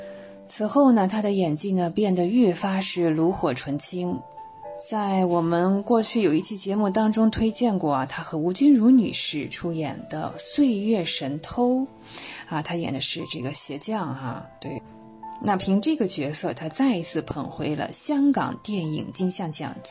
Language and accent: Chinese; China; 我希望年轻的一辈永远要记住，而且是很有必要的记住，我们是中国人。